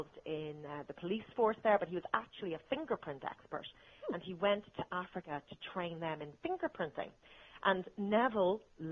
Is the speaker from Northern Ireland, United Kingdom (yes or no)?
yes; Northern Ireland, United Kingdom; now in Dublin, Ireland; I'm from Northern Ireland originally